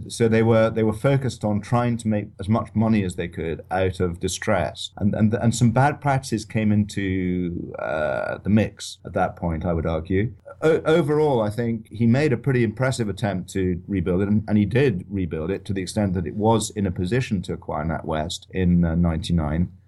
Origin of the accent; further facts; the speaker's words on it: Edinburgh, Scotland, United Kingdom; also born or lived in London / Paris; I was born in Edinburgh. I went to school at Edinburgh University in Saint Andrews